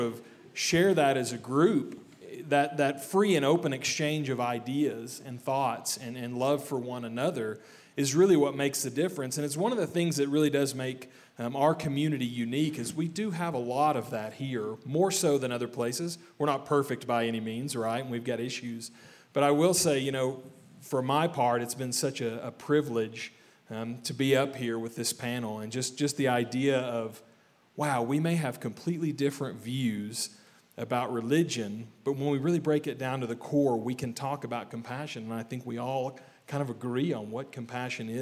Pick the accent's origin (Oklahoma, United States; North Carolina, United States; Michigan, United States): Oklahoma, United States; I grew up in Oklahoma in the Bible Belt